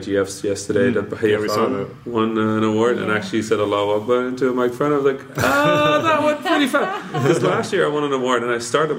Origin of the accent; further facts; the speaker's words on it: Netherlands; English is a second language; I grew up in the Netherlands.